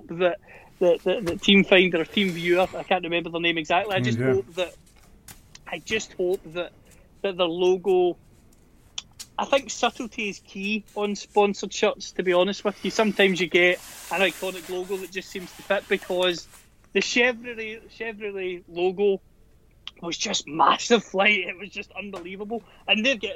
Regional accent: Scotland, United Kingdom; I'm a Scot

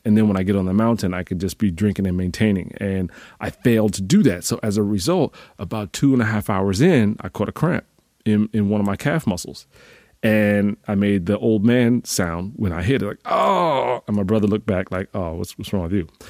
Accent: Northeast, United States; I'm from the Northeast

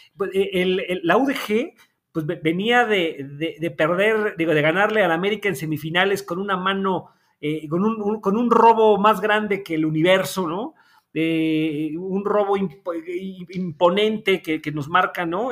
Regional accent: Puebla, Mexico; moved away as an adult; also born or lived in Mexico City; regresé a la ciudad de Puebla

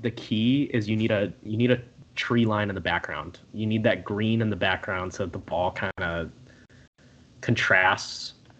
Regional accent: United States; I'm from America and we use Fahrenheit

